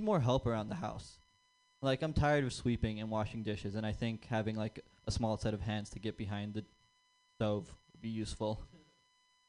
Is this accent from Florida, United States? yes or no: no; San Jose, California, United States; growing up in San Jose